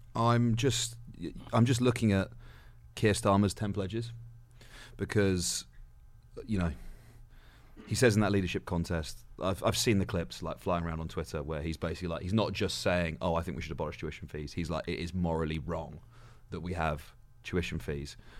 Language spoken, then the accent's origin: English; West Midlands, United Kingdom; born or raised there; moved away